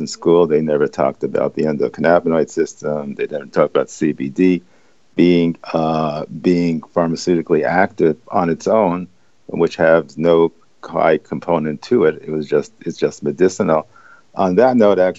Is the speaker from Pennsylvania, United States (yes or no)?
no; New York City, New York, United States; I grew up in the East Village